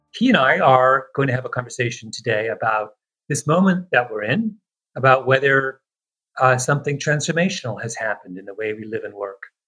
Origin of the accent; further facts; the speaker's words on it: Canada; I am very Canadian